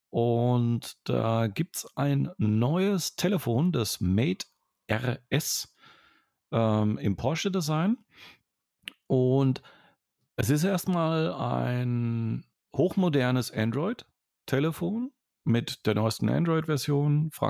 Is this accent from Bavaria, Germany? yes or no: yes; Franconia, Bavaria, Germany; accent: Franconian; ich bin Franke. Ich bin ja kein Bayer.